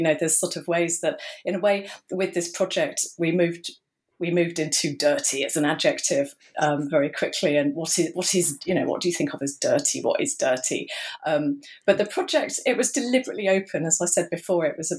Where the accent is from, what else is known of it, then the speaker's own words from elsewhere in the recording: England, United Kingdom; I suppose what I'll just say immediately is that, as you can tell, I'm English, and dirt in English means something rather different from dirt in American English.